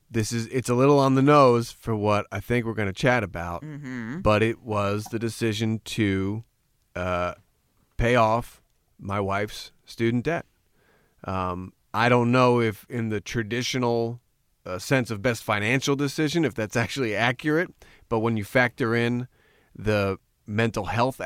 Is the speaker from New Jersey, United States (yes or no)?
yes; Glen Rock, New Jersey, United States; I grew up in Glen Rock, New Jersey. Small, 13,000 people, two train lines coming through. As corny as you could get American small town.